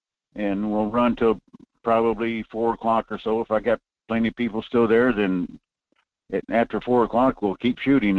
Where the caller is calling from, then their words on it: North Pole, Alaska, United States; Good morning, Michael. This is … up in North Pole.